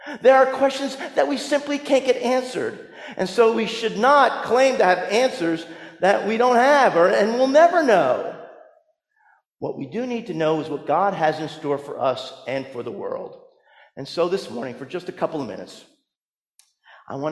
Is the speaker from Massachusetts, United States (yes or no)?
no; New Jersey, United States; that church that I grew up in New Jersey